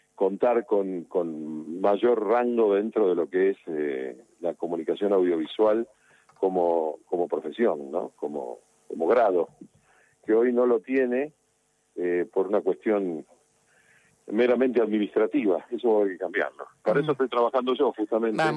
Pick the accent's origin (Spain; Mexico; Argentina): Argentina; Avellaneda, Buenos Aires Province; soy vecino de Avellaneda